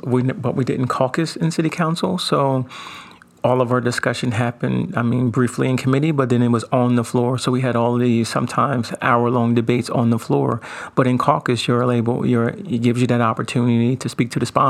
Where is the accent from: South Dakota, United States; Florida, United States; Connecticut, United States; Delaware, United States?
Delaware, United States; Wilmington; being born and raised in Wilmington